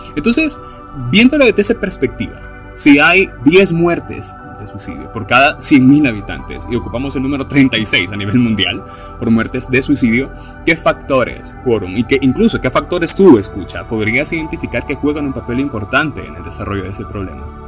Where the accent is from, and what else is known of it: El Salvador